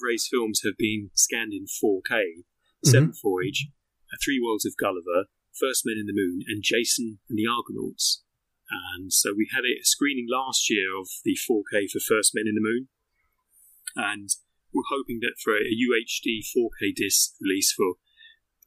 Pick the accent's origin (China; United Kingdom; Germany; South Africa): United Kingdom; Greenwich, London; Greenwich Museum, my hometown